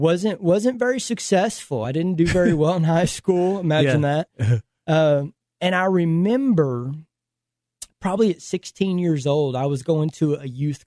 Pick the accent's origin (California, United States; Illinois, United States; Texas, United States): Texas, United States; Fort Worth; Grew up, born and raised Fort Worth, Texas.